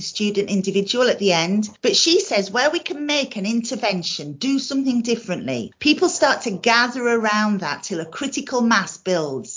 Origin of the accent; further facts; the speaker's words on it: South Yorkshire coalfield, Yorkshire and the Humber, United Kingdom; I'm from the South Yorkshire coalfield